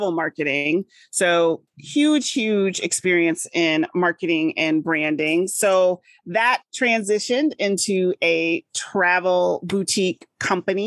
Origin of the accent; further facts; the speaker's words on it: Midwest, United States; also born or lived in Massachusetts; I'm here in the Midwest